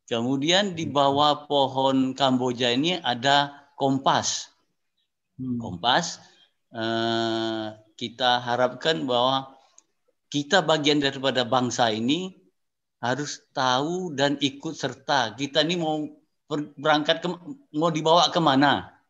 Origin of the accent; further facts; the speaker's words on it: Jambi, Indonesia; Saya orang Jambi, tapi punya kesempatan untuk bersekolah di Jogja